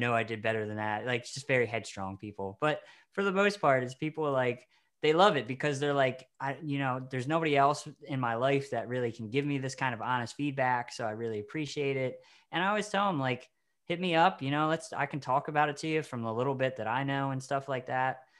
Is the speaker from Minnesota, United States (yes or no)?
no; Maryland, United States; the Maryland Film Festival, the local one we have